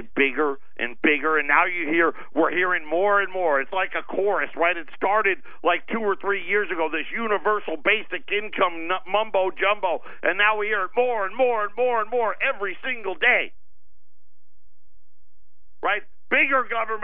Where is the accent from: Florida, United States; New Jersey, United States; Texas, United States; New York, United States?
New York, United States; Syracuse; moved away; Where I grew up in Syracuse